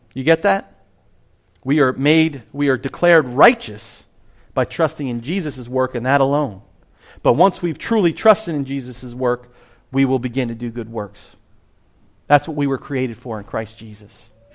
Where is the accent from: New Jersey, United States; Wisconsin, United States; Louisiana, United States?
New Jersey, United States; I am from Jersey.